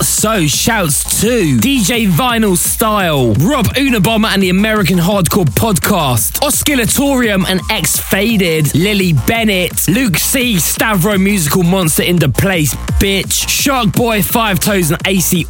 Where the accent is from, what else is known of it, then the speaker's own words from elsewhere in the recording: Worcester, West Midlands, United Kingdom; I grew up in Worcester, not far away